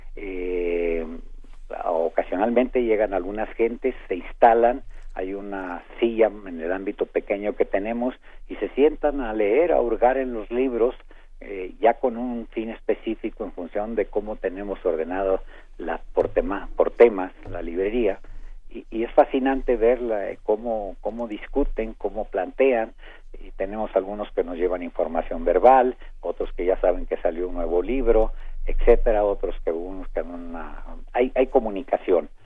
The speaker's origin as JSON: {"language": "Spanish", "town": "Saltillo", "region": "Coahuila", "country": "Mexico", "tie": "born or raised there", "moved": "yes", "lives_now": "Mexico City, Mexico", "said": "la formación eh, que se me dio de pequeño en casa de unos tíos en Saltillo, Coahuila, donde aprendí a leer"}